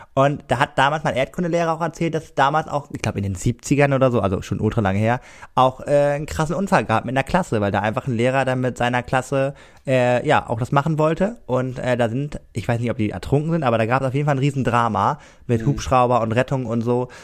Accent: Cuxhaven, Lower Saxony, Germany; accent: norddeutsch; moved away as an adult; now in Rostock, Germany; Cuxhaven ist ja äh, meine Heimat äh, durch und mhm. durch ähm, ich höre auch öfter mal von Schülern, dass ich wohl sehr norddeutsch rede

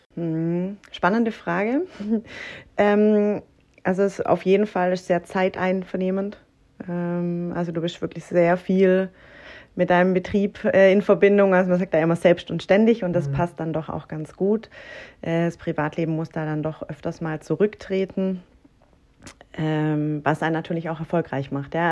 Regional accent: Herrenberg, Baden-Württemberg, Germany; also born or lived in Kuppingen; Komme von OB singen und bin ähm, Vollblut

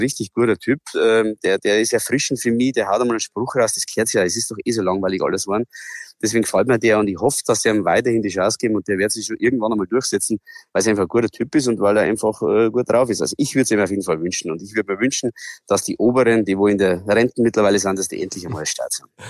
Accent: Bavaria, Germany; bei uns in Bayern

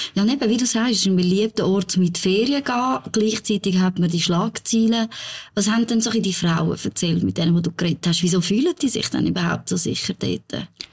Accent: Zurich, Switzerland; als Zürcherin

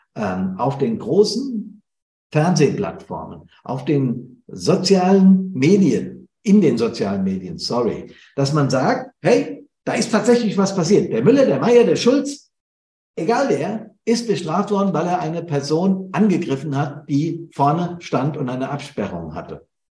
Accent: Bad Soden, Hesse, Germany; Bad Soden in der, also meine Heimatstadt, meine Heimatfeuerwehr hier in Hessen am Südrand des Taunes

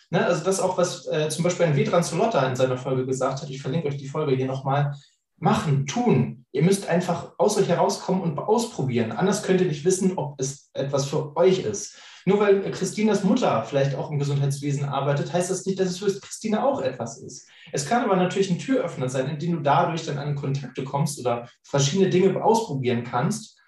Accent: Northern Germany, Germany; als Norddeutscher

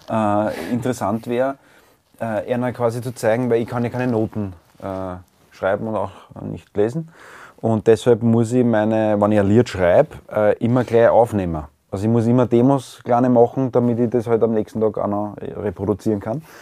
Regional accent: Vienna, Austria; als Wiener oder als Ostösterreicher das äh, sagen zu müssen

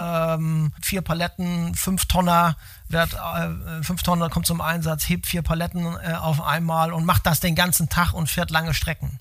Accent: Hamburg, Germany; moved away as an adult; Ich bin Ur-Hamburger

